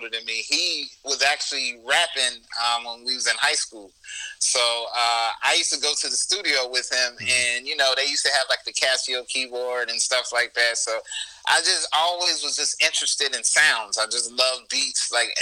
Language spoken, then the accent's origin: English; Las Vegas, Nevada, United States; now in Hampton Roads, United States; I'm from Las Vegas, Nevada